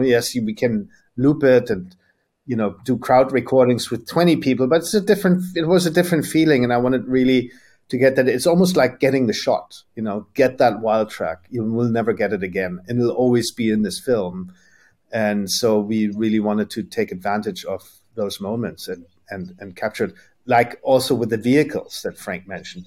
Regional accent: Germany; we grew up in Germany

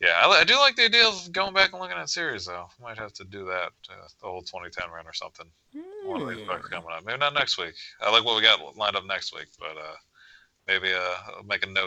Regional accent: Maryland, United States; I'm from Maryland

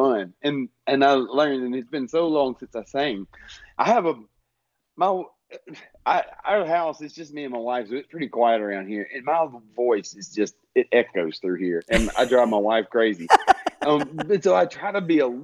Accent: the South, United States; accent: Southern

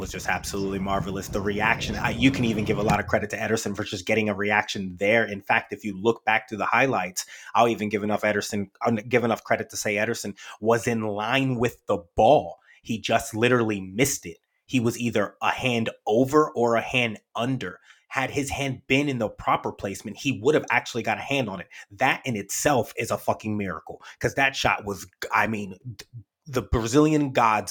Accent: United States; as an American

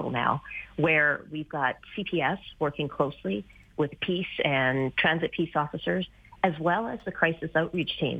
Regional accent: Manitoba, Canada; now in Calgary, Canada; I grew up in Manitoba, where you had to go to a government-sanctioned liquor store at certain hours.

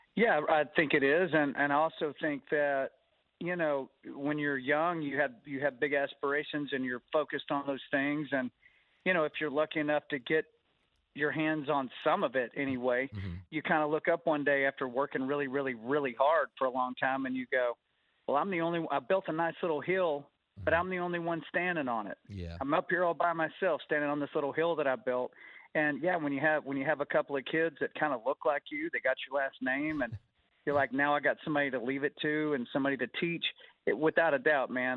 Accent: Texas, United States; moved away; I'm a Texan originally

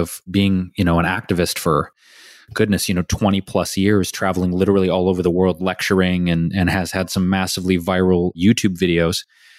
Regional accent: Detroit, Michigan, United States; I literally didn't know anyone else growing up in Detroit.

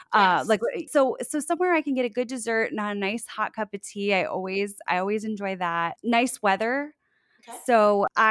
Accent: South Florida, United States; moved away as an adult; also born or lived in Orlando; now in Sanford, United States; I'm originally from South Florida, just north of Fort Lauderdale, and moved to Orlando for college, and I live in Sanford

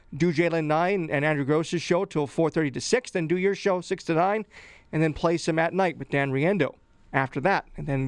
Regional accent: Edmonton, Alberta, Canada; Yeah, of course. But you know, it's kind of funny that people think I'm have some sort of a Newfoundland accent, I guess, Reed.

